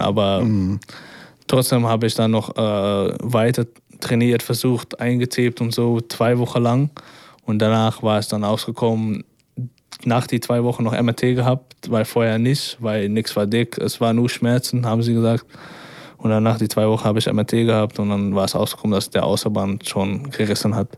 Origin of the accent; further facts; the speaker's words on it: Amsterdam, North Holland, Netherlands; accent: Dutch; German is a second language; moved away as an adult; now in Braunschweig, Germany; ich bin ja geboren in Amsterdam und ich bin ja auch erwachsen